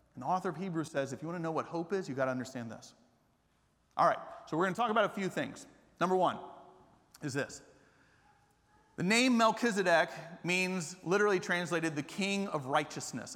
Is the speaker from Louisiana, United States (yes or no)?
no; Atlanta, Georgia, United States; moved away as an adult; also born or lived in Japan; now in Austin, United States; I grew up in Atlanta not as a Christian.